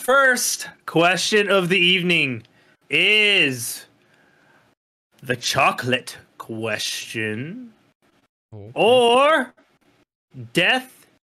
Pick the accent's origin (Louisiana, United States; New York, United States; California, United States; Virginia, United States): California, United States; Yeah. I'm from California, man.